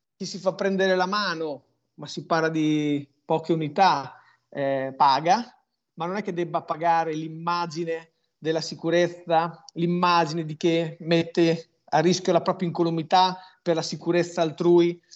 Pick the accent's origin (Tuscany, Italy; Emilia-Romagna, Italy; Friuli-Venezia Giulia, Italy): Emilia-Romagna, Italy; sono romagnolo